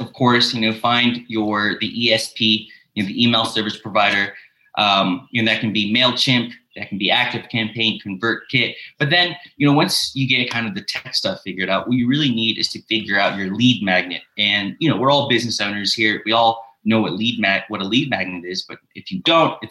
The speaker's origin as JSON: {"language": "English", "town": "Memphis", "region": "Tennessee", "country": "United States", "moved": "yes", "lives_now": "Budapest, Hungary", "said": "I'm originally from Memphis, Tennessee, but I currently live in Budapest, Hungary"}